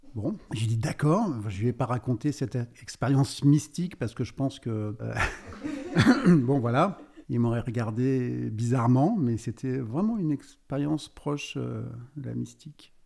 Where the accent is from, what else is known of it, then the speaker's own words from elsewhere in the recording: Brittany, France; je suis breton d'origine